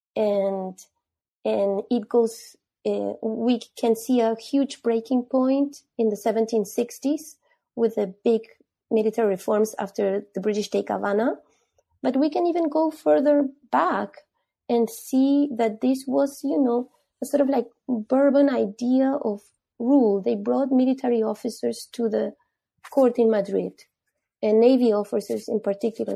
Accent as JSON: {"language": "English", "country": "Peru", "tie": "born or raised there", "said": "I'm from Peru. I was born there"}